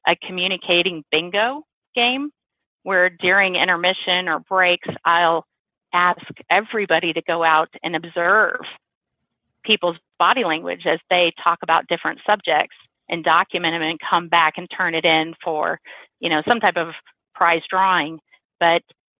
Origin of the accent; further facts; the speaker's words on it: Missouri, United States; I grew up in Missouri